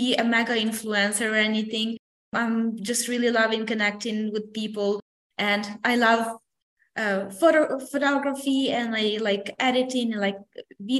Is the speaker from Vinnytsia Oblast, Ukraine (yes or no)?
yes; a small town in Vinnytsia region, Vinnytsia Oblast, Ukraine; now in San Antonio, United States; my hometown